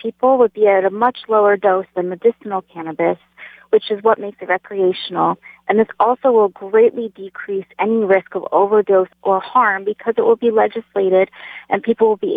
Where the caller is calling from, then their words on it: Haiku, Hawaii, United States; I'm calling in from Haiku